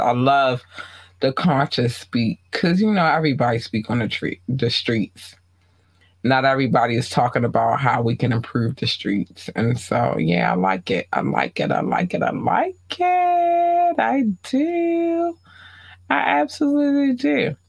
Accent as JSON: {"language": "English", "town": "Baltimore", "region": "Maryland", "country": "United States", "tie": "born or raised there", "said": "I'm going to show love to Baltimore. That's my hometown. And it's just what it is. Like, it's Baltimore all day."}